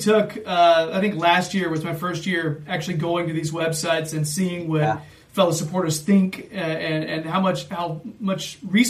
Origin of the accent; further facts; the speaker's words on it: United States; I'm some American guy.